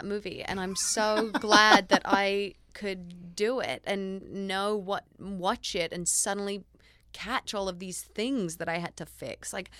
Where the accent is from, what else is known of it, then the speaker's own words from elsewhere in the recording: Australia; oh, my gosh, you guys are Australian like me.